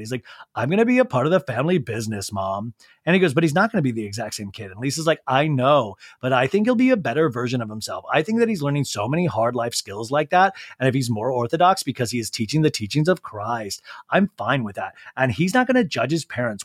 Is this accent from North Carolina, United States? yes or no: no; Arizona, United States; also born or lived in Kansas; I grew up once I moved to Arizona from Kansas